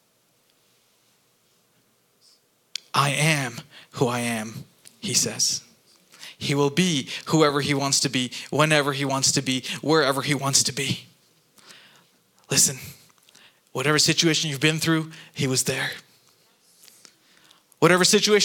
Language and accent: English; Kuwait; moved away; growing up in Kuwait